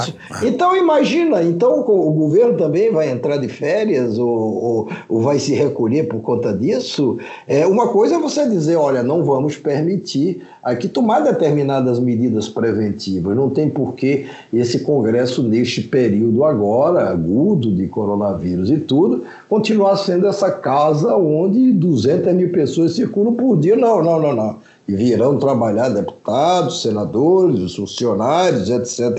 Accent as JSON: {"language": "Portuguese", "country": "Brazil", "said": "somos brasileiros"}